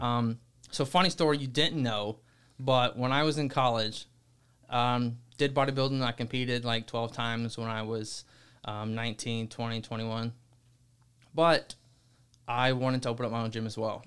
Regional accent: Alabama, United States; moved away; I'm from Alabama

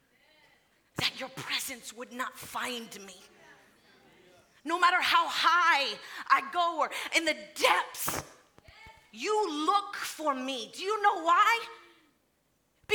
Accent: Florida, United States; moved away as an adult; I was born in Florida, raised in Florida. That's home.

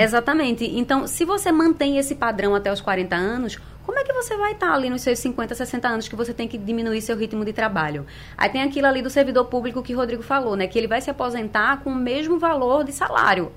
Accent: Brazil; A gente é brasileiro

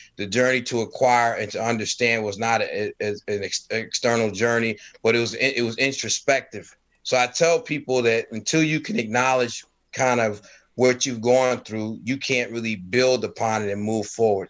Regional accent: Stamford, Connecticut, United States; also born or lived in North Carolina; I was born in North Carolina, and then shortly after being born, I was whisked away to Stamford, Connecticut with my family

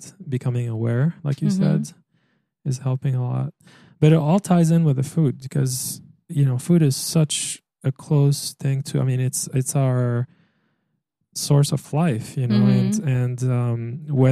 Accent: Egypt; moved away; also born or lived in France; growing up in Egypt

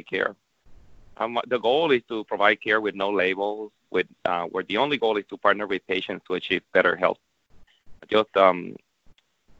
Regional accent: Puerto Rico; moved away; I'm from Puerto Rico, so I'm definitely fluent in Spanish

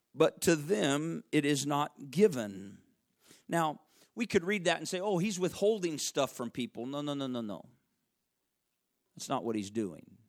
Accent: Arkansas, United States; I'm from Arkansas

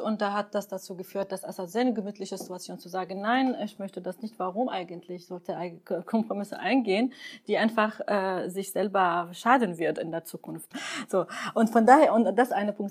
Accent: Syria; now in Germany; ich würde mir richtig wünschen als Syrerin

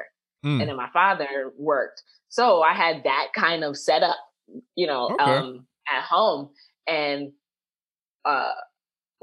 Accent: New York City, New York, United States; I'm from Co-op City, the Bronx

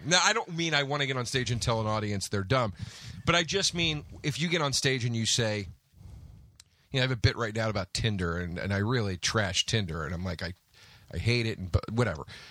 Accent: New Jersey, United States; I grew up basically in Jersey

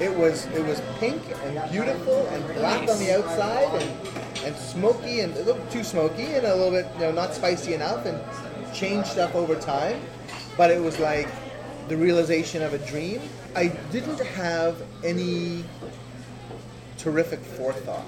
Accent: Toronto, Ontario, Canada; I'm from here, and from Toronto. Grew up with the deli tradition downtown

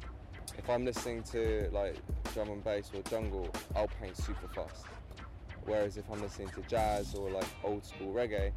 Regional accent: England, United Kingdom; I'm from England.

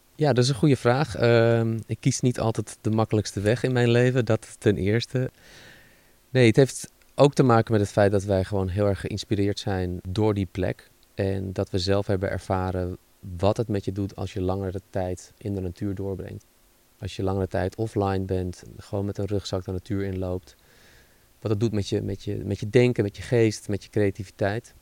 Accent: Netherlands

